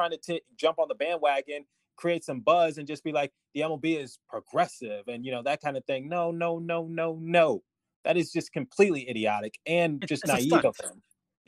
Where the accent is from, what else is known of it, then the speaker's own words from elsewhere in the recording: United States; Since we're all American, you know, we consider Canada, you know, being a different country